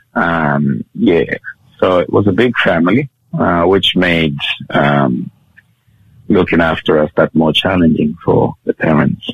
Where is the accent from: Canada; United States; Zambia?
Zambia; Kitwe, Copperbelt Province; now in Australia; I was born in Zambia, uh, which is a country in the mid- middle of southern Africa